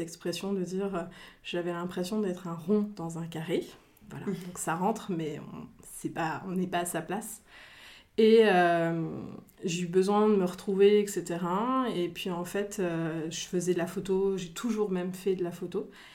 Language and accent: French; Picardy, Hauts-de-France, France; now in Reims, France; je suis originaire de Picardie, je vis déjà depuis plusieurs années sur Reims, donc on va dire rémoise d'adoption